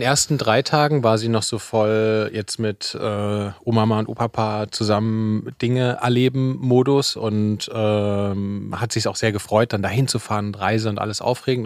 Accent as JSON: {"language": "German", "region": "Saxony", "country": "Germany", "tie": "born or raised there", "moved": "yes", "lives_now": "Berlin, Germany", "said": "ich bin ja in Sachsen zur Schule gegangen"}